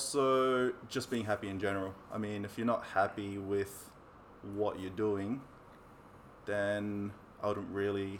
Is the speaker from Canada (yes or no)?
no; Auckland, New Zealand; I grew up in South Auckland